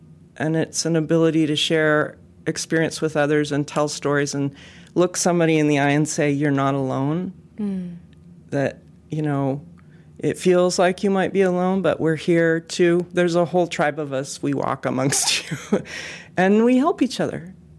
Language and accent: English; West Coast, United States; I think of it as energy too, but I'm from the West Coast, so I have to be careful about talking about energy.